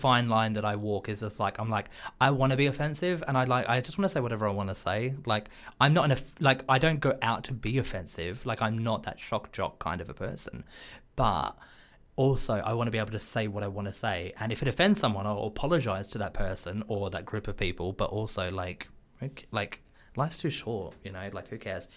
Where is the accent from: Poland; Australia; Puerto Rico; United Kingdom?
Australia; as an Australian, xenophobia, racism, sexism, homophobia, these are just part and parcel for how I was culturally brought up